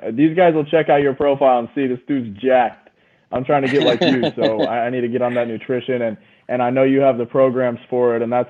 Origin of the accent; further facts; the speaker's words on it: Idaho, United States; I'm from Idaho